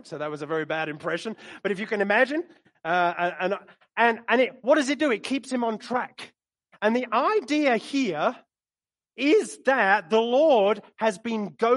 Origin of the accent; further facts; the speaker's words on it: London, United Kingdom; moved away